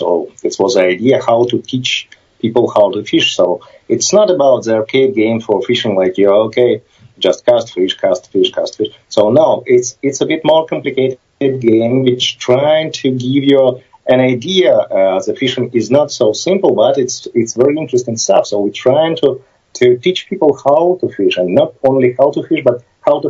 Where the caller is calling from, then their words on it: Kyiv, Ukraine; I'm Skyping from Kyiv, Ukraine. Part of our team was in Kyiv, part in New York, so... now I'm in Kyiv, Ukraine